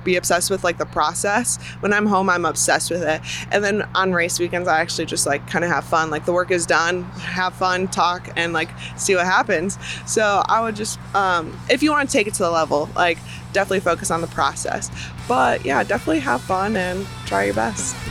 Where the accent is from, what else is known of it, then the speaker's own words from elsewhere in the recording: Chicago, Illinois, United States; moved away; I'm from Chicago area originally